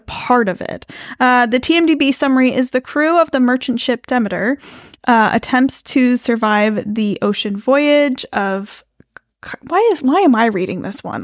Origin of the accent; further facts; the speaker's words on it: United States; I'm American